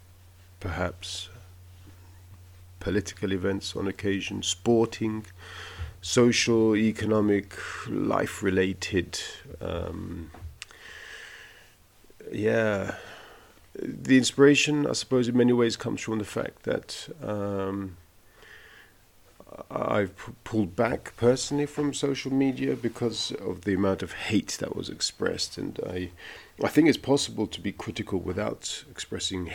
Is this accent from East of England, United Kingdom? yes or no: no; London, United Kingdom; also born or lived in Italy; now in Berlin, Germany; I've lived in 3 countries, if you include the country of my birth, which is the UK. I was born in London